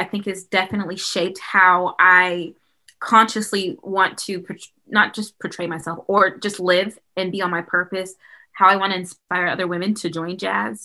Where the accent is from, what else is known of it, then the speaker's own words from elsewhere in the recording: Huntsville, Alabama, United States; growing up in Huntsville was definitely a treat and a big part of who I am today